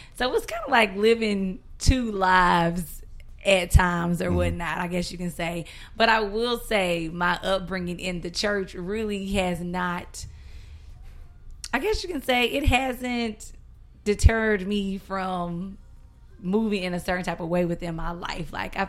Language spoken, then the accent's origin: English; South Carolina, United States; South Carolina.